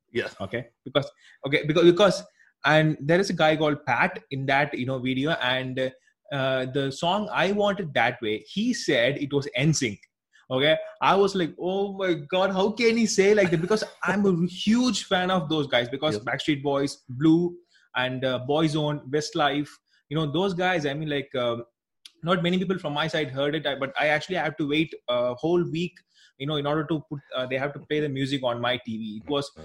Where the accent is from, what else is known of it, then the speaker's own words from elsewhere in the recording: South India, India; I'm actually from India. Here we don't actually use those uh, that much, at least in our south part of the country